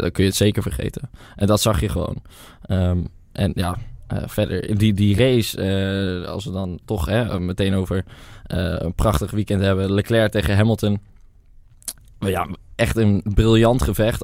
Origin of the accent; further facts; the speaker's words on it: Netherlands; we als Nederlanders